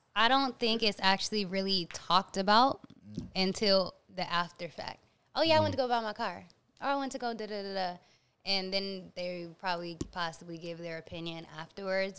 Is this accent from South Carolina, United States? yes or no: no; Atlanta, Georgia, United States; now in New York City, United States; I was born in Atlanta.